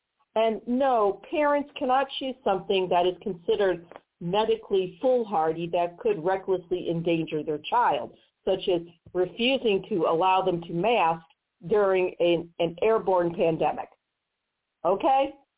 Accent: Missouri, United States; filed here in my home state of Missouri by our Missouri Attorney General, Eric Schmidt.

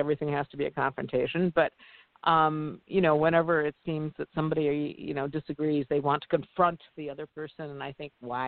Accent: Midwest, United States; I grew up in the Midwest. I grew up at a cornfield, and we farmers

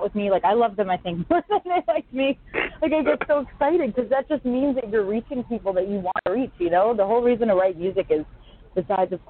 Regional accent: New York, United States; I'm from New York down here.

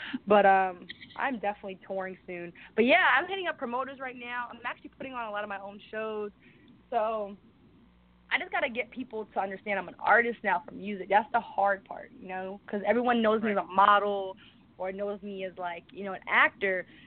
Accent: New York City, New York, United States; moved away as an adult; now in Los Angeles, United States; I'm from the Bronx

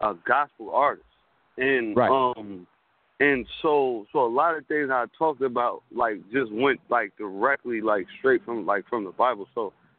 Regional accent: Albany, New York, United States; now in Los Angeles, United States; I'm from Albany, New York. And well, I reside in Los Angeles now

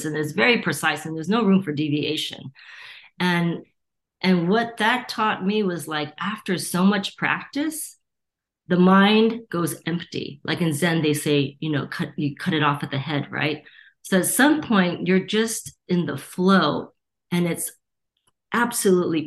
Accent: Torrance, California, United States; also born or lived in Gardena, California; I was born and raised in Torrance and Gardena, two cities that border each other, and it's a suburb

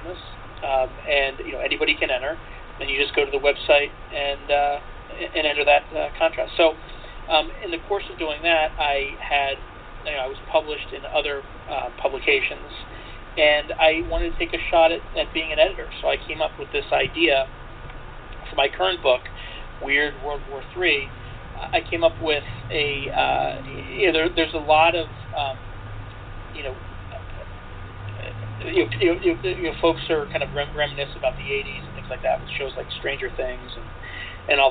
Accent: Wilmington, Delaware, United States; also born or lived in Mojave Desert; now in San Francisco Bay area, United States; I'm originally from Wilmington, Delaware

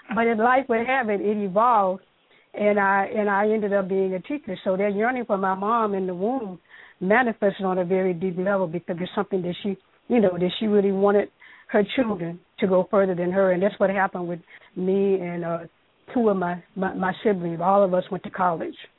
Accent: Mississippi, United States; I grew up in Mississippi

